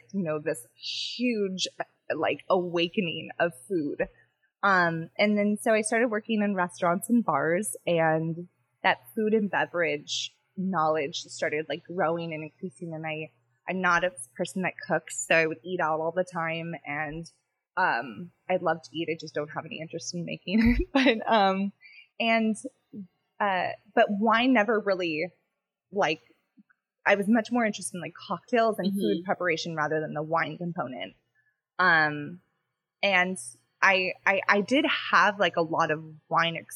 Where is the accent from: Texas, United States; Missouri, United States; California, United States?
California, United States; Pasadena; I grew up here in Pasadena